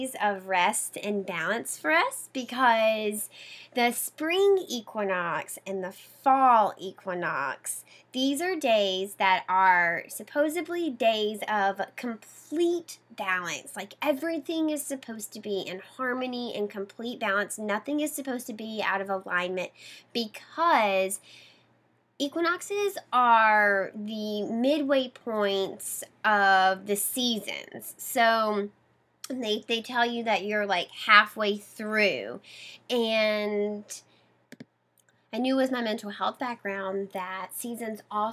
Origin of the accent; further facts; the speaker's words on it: Mississippi, United States; now in Boston, United States; I grew up in Mississippi, very close to the coast, the shoreline of Mississippi, down in the bay